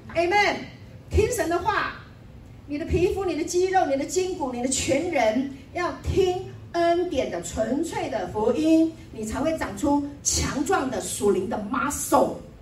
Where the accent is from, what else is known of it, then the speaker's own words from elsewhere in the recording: Taiwan; also born or lived in Taipei; 我们从台湾来的，我们住在台北，哈，那我们家是做什么做什么的